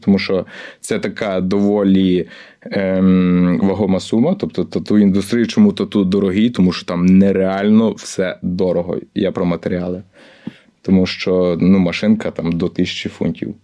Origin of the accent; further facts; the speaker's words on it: Chortkiv, Ternopil Oblast, Ukraine; moved away as an adult; also born or lived in Lviv; now in London, United Kingdom; я з Тернопільщини, родом з Тернопільщини, славне місто Чортків.